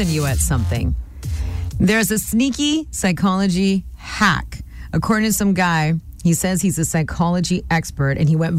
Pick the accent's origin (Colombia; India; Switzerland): India; she also used to have a lot of hair on her forehead because I'm Indian and I used to too, and I still do.